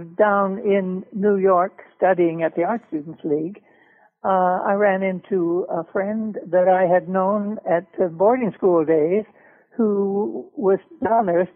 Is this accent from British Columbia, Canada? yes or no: no; Toronto, Ontario, Canada; one of the best opera schools in North America was back in my hometown, Toronto.